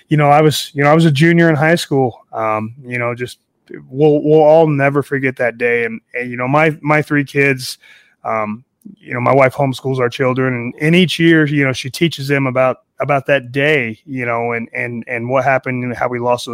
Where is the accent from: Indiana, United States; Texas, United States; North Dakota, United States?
Indiana, United States; Indianapolis; moved away; I'm originally from Indianapolis, Indiana. I was a junior in high school